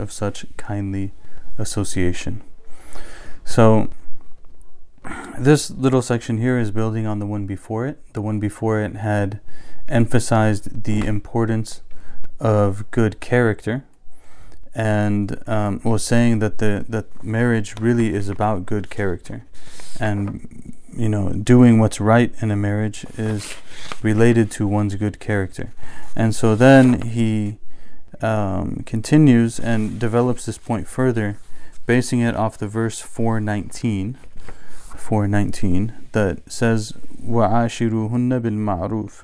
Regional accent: United States; we're American by culture

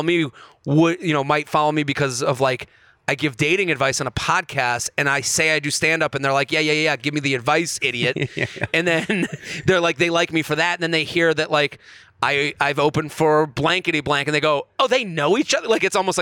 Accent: Boston, Massachusetts, United States; growing up in Boston

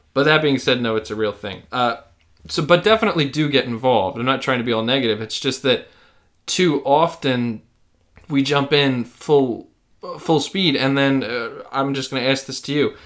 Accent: United States; as an American

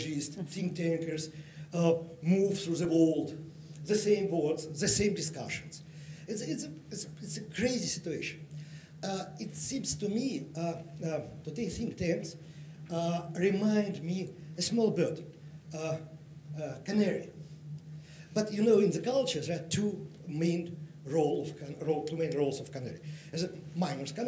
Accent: Russia; I'm from Russia.

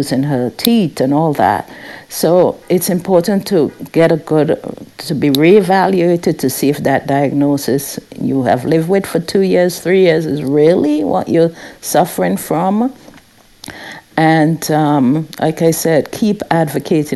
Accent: St. Vincent & Grenadines; moved away; I grew up in the Caribbean, St. Vincent and the Grenadines

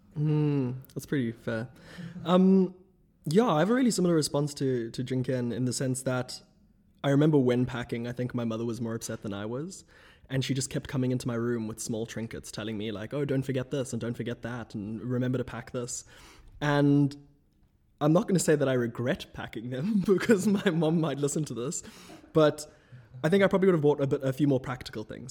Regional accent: South Africa; moved away as an adult; now in Oxford, United Kingdom; from South Africa at large

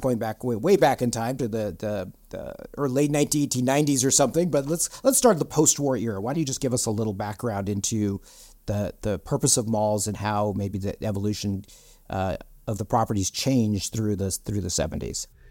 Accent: Southern California, United States; a kid growing up in Southern California

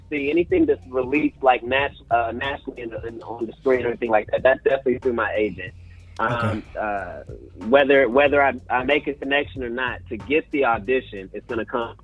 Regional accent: Indianapolis, Indiana, United States; I'm from Indianapolis, Indiana. I went to Tech High School all 4 years

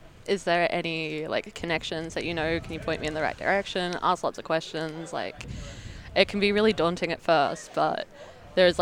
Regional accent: Phillip Island, Victoria, Australia; moved away as an adult; now in Melbourne, Australia; I'm originally from Phillip Island

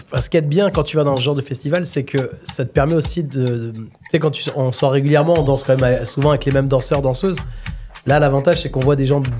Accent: Lyon, Auvergne-Rhône-Alpes, France

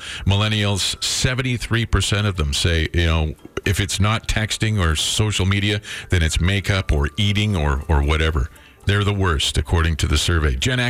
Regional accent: St. Albert, Alberta, Canada; I'm from St. Albert.

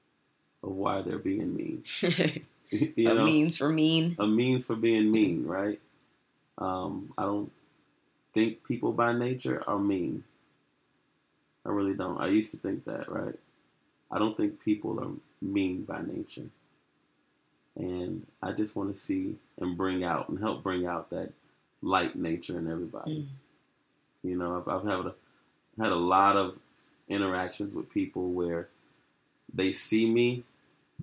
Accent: Chicago, Illinois, United States; growing up in Chicago

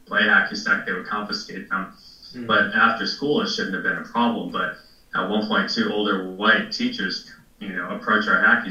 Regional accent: Milwaukee, Wisconsin, United States; I grew up in Milwaukee

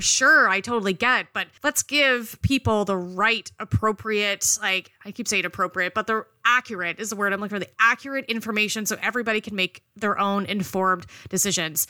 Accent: Canada; I am a Canadian

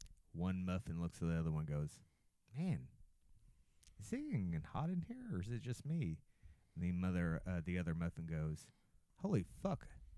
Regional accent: Arkansas, United States; I grew up in Arkansas.

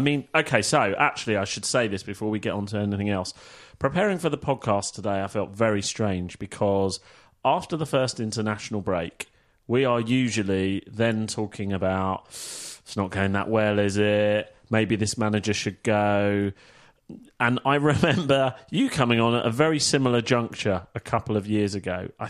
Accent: Manila, Metro Manila, Philippines; And yes, I'm from Manila.

